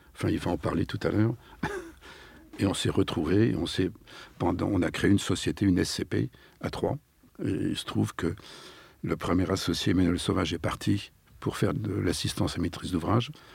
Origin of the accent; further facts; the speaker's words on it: Nantes, Pays de la Loire, France; moved away as an adult; also born or lived in Paris; Je suis nantais. Ah. Et euh, j'ai fait toutes mes études secondaires à Nantes